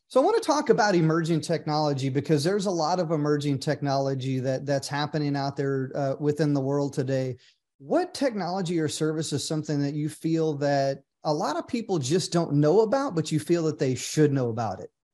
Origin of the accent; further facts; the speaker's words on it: Oklahoma, United States; moved away; I grew up in a small town in Oklahoma